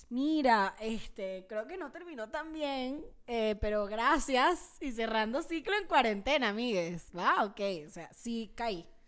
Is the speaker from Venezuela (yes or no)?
yes; Venezuela; now in Mexico; Y desde que me mudé a México, cuando me mudé a México de Venezuela, una de las cosas que quería era ver más bandas porque a Venezuela no va nadie porque, bueno, ajá, el comunismo.